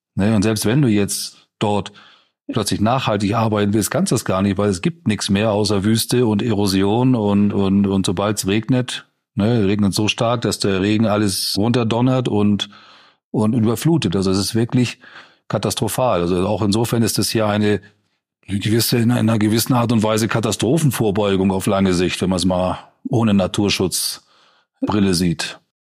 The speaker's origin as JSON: {"language": "German", "region": "Schleswig-Holstein", "country": "Germany", "tie": "born or raised there", "moved": "yes", "said": "Mein Heimatbundesland Schleswig-Holstein"}